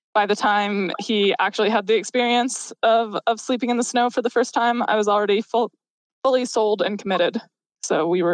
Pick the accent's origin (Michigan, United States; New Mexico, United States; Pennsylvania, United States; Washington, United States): New Mexico, United States; Albuquerque; also born or lived in Salida, Colorado / Leadville, Colorado; now in Colorado, United States; Right now, I'm in Albuquerque, New Mexico, visiting my family. They're still in the town that I grew up in, but home right now is central Colorado. I'm in Salida in the summers and Leadville in the winters.